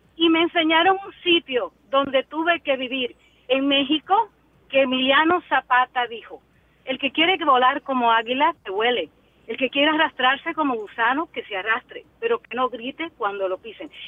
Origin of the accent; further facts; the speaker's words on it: Jimaní, Independencia, Dominican Republic; moved away as an adult; also born or lived in Haiti; yo nací en la frontera, en Jimaní.